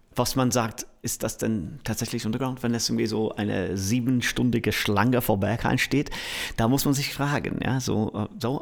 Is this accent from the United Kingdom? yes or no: yes; Manchester, North West England, United Kingdom; German is a second language; now in Berlin, Germany; ich komme aus Manchester